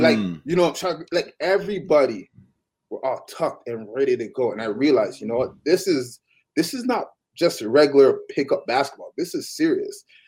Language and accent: English; Toronto, Ontario, Canada; I'm from I'm from Toronto